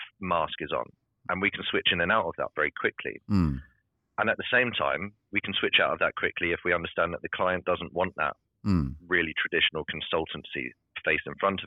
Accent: United Kingdom; being British

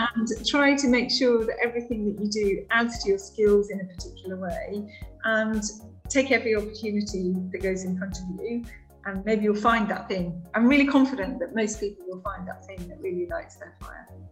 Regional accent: West Cumbria, North West England, United Kingdom; moved away; I grew up in West Cumbria in the north of England, so just on the edge of the Lake District, near the coast.

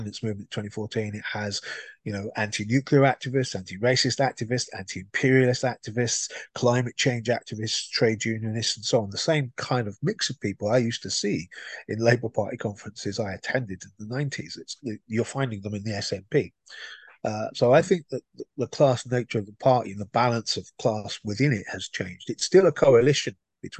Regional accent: London, United Kingdom; moved away as an adult; now in Scotland, United Kingdom; I had a life in England before. I was part of the far left, and I'm from Islington North, so I know Jeremy Corbyn very well

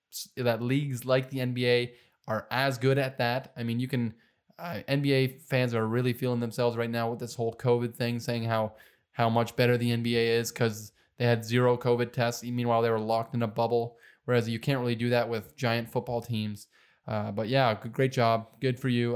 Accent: Canada; also born or lived in Detroit, Michigan; Joe and I were Canadians, born and raised in Canada.

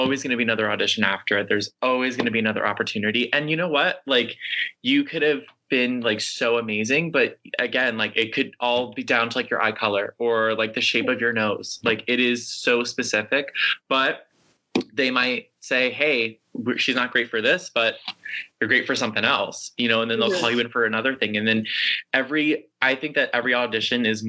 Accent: New York, United States; I grew up in New York, so I was only like a train ride away from New York City

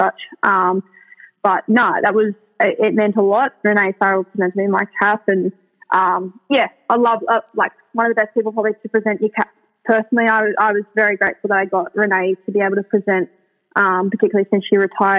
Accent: Sydney, New South Wales, Australia; I grew up on the North Shore of Sydney

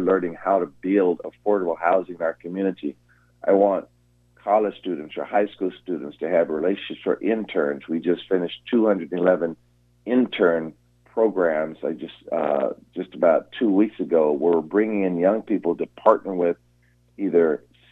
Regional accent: Seattle, Washington, United States; I was born here in Seattle. I've been here my entire life

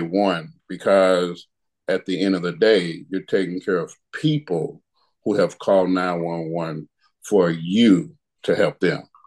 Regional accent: St. Louis, Missouri, United States; I'm from St. Louis

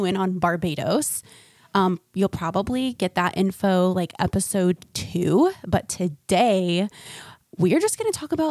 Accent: Florida, United States; now in North Carolina, United States; I'm from Florida

